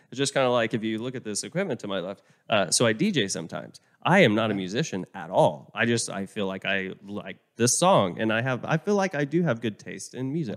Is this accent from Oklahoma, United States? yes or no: yes; Oklahoma, United States; also born or lived in Vermont; now in Texas, United States; I moved down here from Vermont. I mean, I, I grew up in Oklahoma, but moved down here